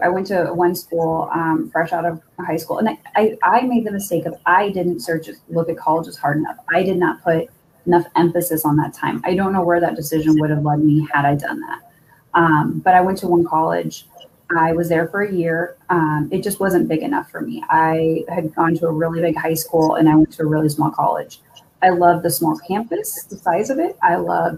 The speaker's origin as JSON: {"language": "English", "town": "Omaha", "region": "Nebraska", "country": "United States", "tie": "born or raised there", "also_born_or_lived": "Kansas City", "moved": "as an adult", "said": "went to college in the town that we grew up in Omaha"}